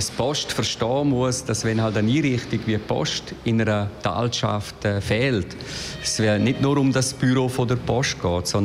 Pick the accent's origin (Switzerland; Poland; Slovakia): Switzerland; St. Gallen; gerade auch, wo ich herkomme, aus dem Kanton St. Gallen, ist es so, dass ja eben doch der Abbau ganz stark ist in der Fläche